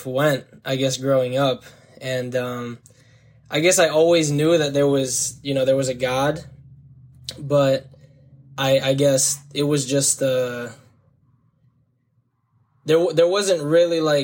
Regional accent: Hillsborough, New Jersey, United States; I grew up in Hillsborough, New Jersey

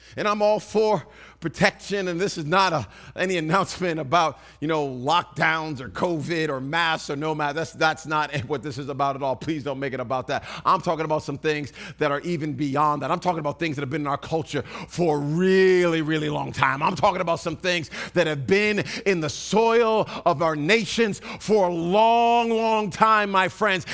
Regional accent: East Coast, Northeast, United States; I grew up on the East Coast

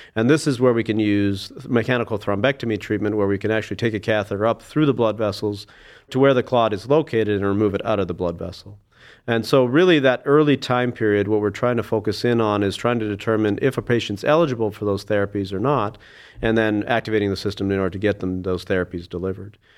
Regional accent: Saskatoon, Saskatchewan, Canada; moved away as an adult; also born or lived in Alberta; now in Cleveland, United States; I was born in Saskatoon, Saskatchewan, and, uh, grew up there.

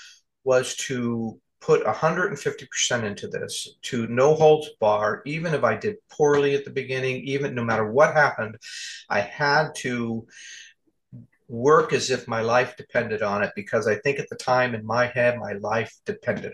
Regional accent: California, United States; moved away; also born or lived in Arizona; I'm from California

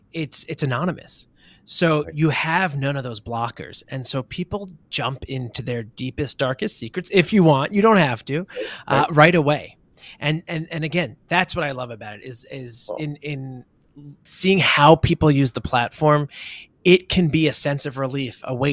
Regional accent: New York, United States; as a New Yorker

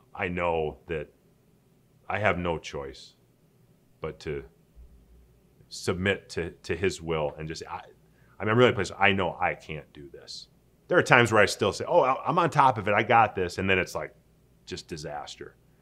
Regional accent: Saint Paul, Minnesota, United States; moved away as an adult; I grew up in Saint Paul, Minnesota, never really went anywhere

